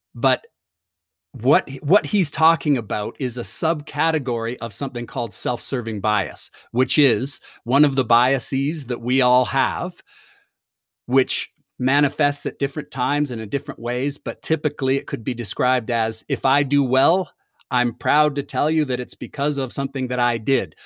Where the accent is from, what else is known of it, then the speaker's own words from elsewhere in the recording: Toronto, Ontario, Canada; moved away as an adult; I grew up in Toronto, uh, moved here f, to go to university